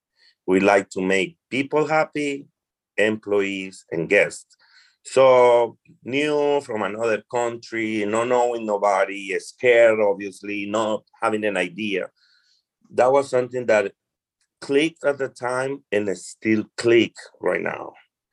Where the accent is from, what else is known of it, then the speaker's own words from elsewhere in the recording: Colombia; first language Spanish; English is a second language; moved away as an adult; also born or lived in New Jersey; now in New York City, United States; I'm originally from Colombia. Okay. My first language is Spanish. I moved to United States for circumstances in life.